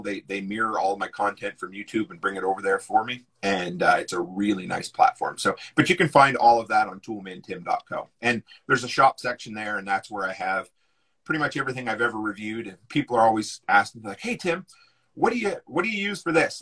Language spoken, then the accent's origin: English; East Coast, United States; I grew up on the East Coast